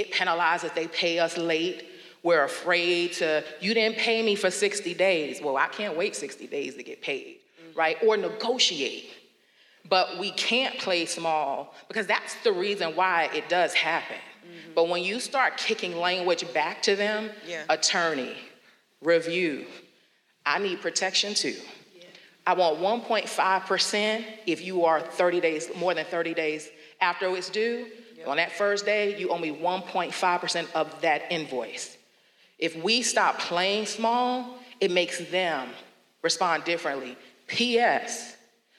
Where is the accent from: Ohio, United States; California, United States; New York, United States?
New York, United States; moved away; I am that New Yorker in my spirit still